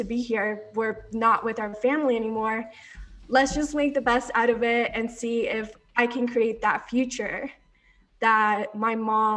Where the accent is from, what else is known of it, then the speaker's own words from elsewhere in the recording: Orlando, Florida, United States; moved away as an adult; also born or lived in Colombia / Coral Springs, Florida; now in Denver, United States; Seventh grade, I moved to Orlando